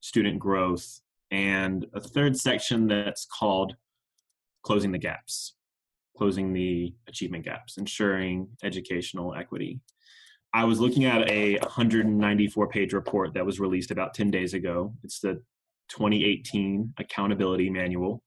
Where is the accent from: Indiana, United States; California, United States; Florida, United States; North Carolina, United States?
North Carolina, United States; Raleigh; now in Houston, United States; Before I was in Houston, I grew up in North Carolina. I'm from Raleigh